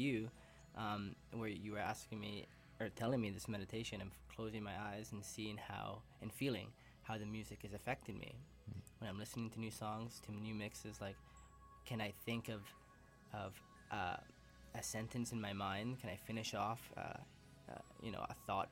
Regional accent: Calgary, Alberta, Canada; also born or lived in Toronto / Peru; now in Vancouver, Canada; I was born in Toronto, raised in Calgary

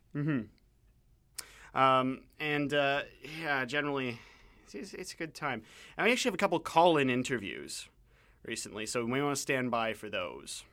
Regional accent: Canada; as a Canadian

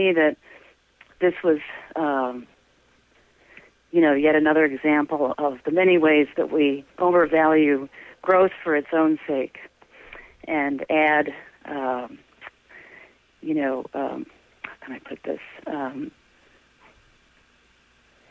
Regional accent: Syracuse, New York, United States; moved away as an adult; also born or lived in Rochester, New York / Albany, New York / Detroit, Michigan; now in Boston, United States; I grew up in Syracuse, New York

